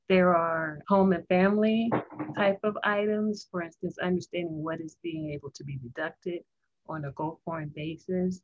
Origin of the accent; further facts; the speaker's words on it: Tampa, Florida, United States; I grew up in Florida, actually Tampa, Florida